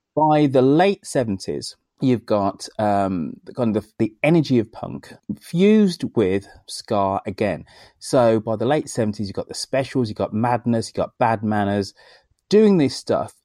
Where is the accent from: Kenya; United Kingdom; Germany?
United Kingdom; Birmingham, West Midlands; Birmingham, my hometown